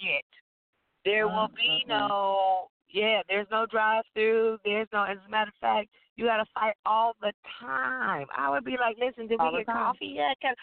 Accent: Oakland, California, United States; I grew up in East Oakland

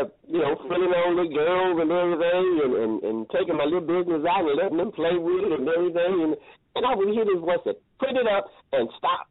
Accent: Columbus, Georgia, United States; also born or lived in Alabama; grew up in Columbus, Georgia

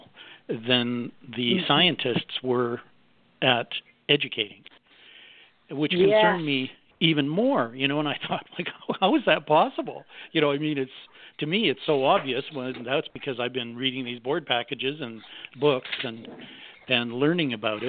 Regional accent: Canada; I'm a Canadian, and I owned a big public relations

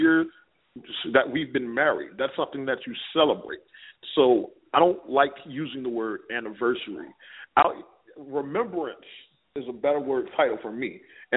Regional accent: New Orleans, Louisiana, United States; moved away; being from New Orleans, because I was born and raised in New Orleans

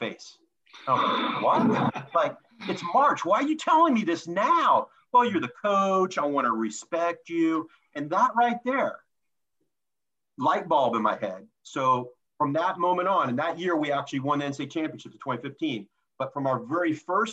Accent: Louisiana, United States; moved away; growing up in Louisiana

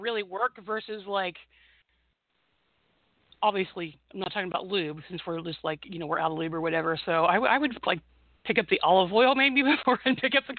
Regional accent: Bloomington, Indiana, United States; Ben actually graduated from IU, which is my hometown

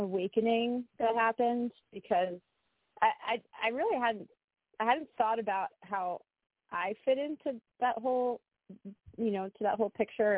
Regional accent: United States; where I grew up in the New York, New Jersey metropolitan area

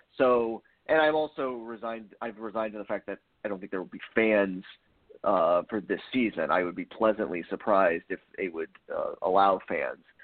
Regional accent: Northern Virginia, United States; grew up in Northern Virginia

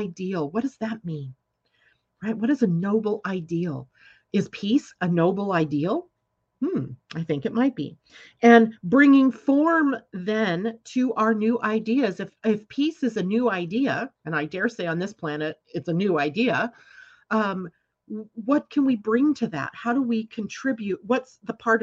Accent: California, United States; I grew up in California

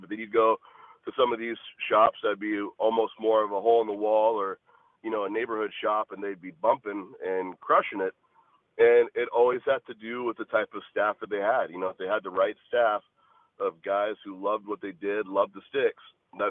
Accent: Washington, United States; also born or lived in California / Arizona; I was born in California, grew up in Washington State after that for a handful of years, and then lived in Arizona for the most part.

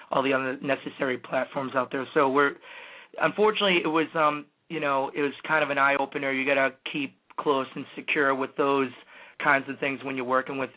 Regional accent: New Hampshire, United States; I'm from New Hampshire.

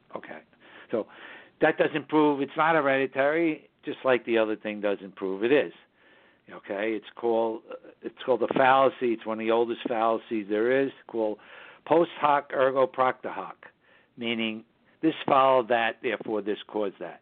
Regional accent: New York City, New York, United States; now in Hudson Valley, United States; we broadcast from the southern Hudson Valley region of New York State, which is northern suburbs of New York City, my hometown

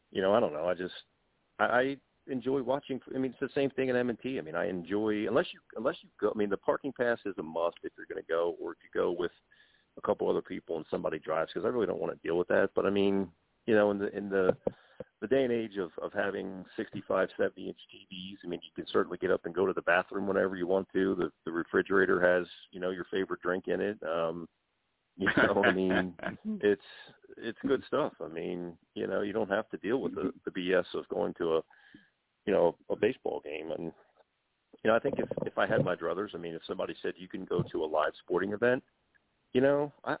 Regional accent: Baltimore, Maryland, United States; I'm from the Baltimore area

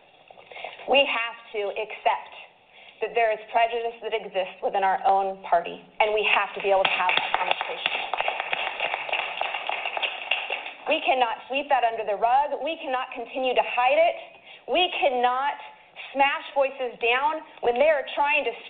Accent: Idaho, United States; I am from Idaho

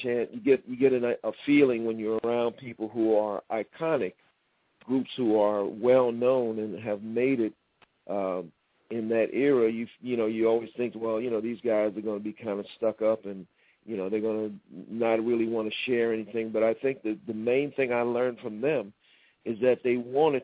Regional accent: New York City, New York, United States; I'm born and raised in Harlem

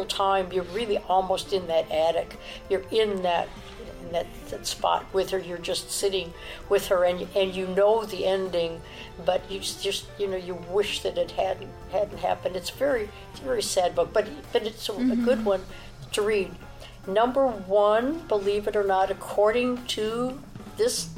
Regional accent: Chicago, Illinois, United States; I was brought up in Chicago where you didn't see a lot of black people in my neighborhood

